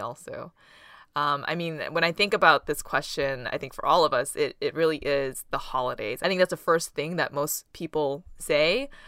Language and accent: English; Boston, Massachusetts, United States; first language Taishanese; English is a second language; growing up, we lived in an apartment that shared a wall with other apartments. And on either side of us, we had B U, Boston University students living there.